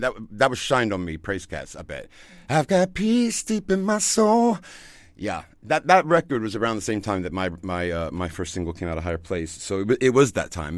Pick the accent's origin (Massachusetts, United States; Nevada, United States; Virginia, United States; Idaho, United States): Virginia, United States; moved away as an adult; also born or lived in Ibiza, Spain; now in Germany; I grew up in Virginia, um, in the southern part of the United States